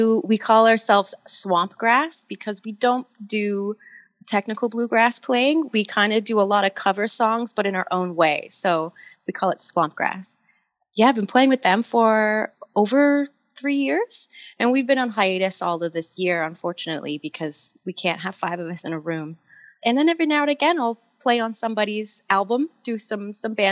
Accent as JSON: {"language": "English", "town": "Newmarket", "region": "Ontario", "country": "Canada", "tie": "born or raised there", "also_born_or_lived": "Canmore, Alberta", "moved": "as an adult", "said": "I grew up in Ontario, just in Newmarket, a bit north of Toronto."}